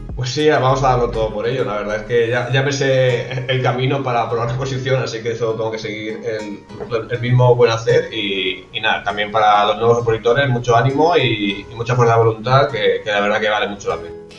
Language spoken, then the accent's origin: Spanish; Alicante, Valencian Community, Spain; also born or lived in Benidorm; yo soy de Alicante